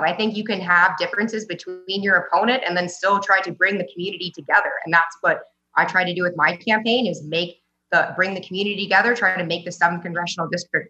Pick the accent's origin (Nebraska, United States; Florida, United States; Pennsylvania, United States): Nebraska, United States; Yeah, I'm from Nebraska.